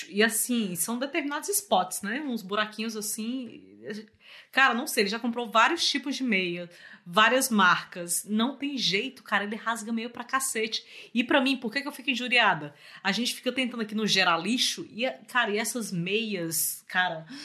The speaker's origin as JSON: {"language": "Portuguese", "town": "Fortaleza", "region": "Ceará", "country": "Brazil", "moved": "as an adult", "lives_now": "Rio de Janeiro, Brazil", "said": "Pra quem não sabe, eu sou de Fortaleza, fui morar no Rio."}